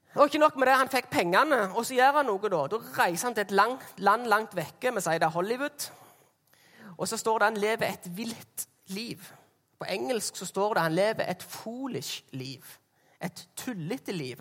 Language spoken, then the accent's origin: Norwegian; Jæren, Rogaland, Norway; jeg er fra Jæren